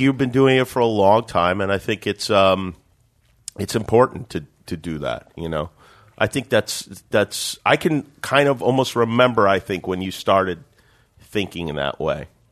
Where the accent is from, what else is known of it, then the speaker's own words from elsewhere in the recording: Las Vegas, Nevada, United States; growing up in Vegas, boxing was important to me.